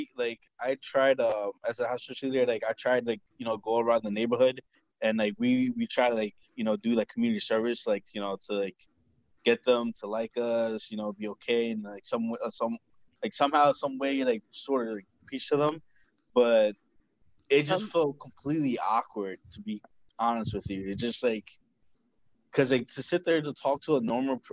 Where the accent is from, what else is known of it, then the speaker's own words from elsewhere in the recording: New Jersey, United States; I'm from New Jersey